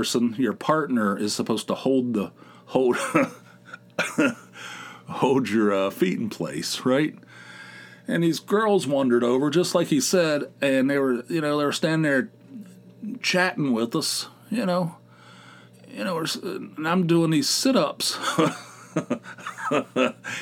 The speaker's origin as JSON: {"language": "English", "town": "Dunbar", "country": "United States", "tie": "born or raised there", "moved": "yes", "said": "our old town of Dunbar, my hometown of Dunbar"}